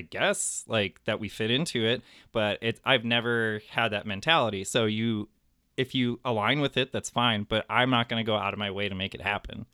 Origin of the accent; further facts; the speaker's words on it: Highland Park, Illinois, United States; Highland Park